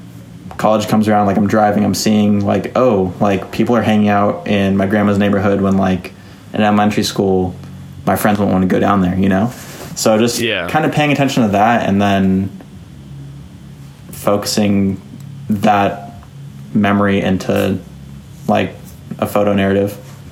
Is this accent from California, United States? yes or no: yes; Los Angeles, California, United States; growing up in Los Angeles. Like, I grew up in La Crescenta, which is like Northeast LA, Glendale, up in the mountains.